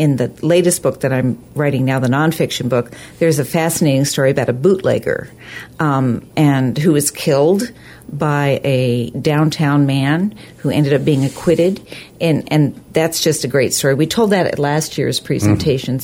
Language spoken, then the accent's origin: English; Sitka, Alaska, United States; moved away as an adult; also born or lived in Washington, D.C.; now in Juneau, United States; I grew up in Sitka